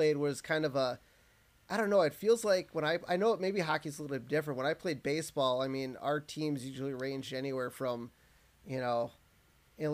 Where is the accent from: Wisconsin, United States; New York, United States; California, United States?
Wisconsin, United States; We grew up in Wisconsin